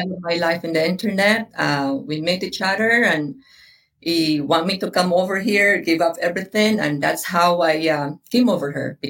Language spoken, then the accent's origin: English; Philippines; now in Sarasota, United States; So most people know I'm a Filipina, but I guess for the listener, I'm a Filipino. I was born and raised in the Philippines.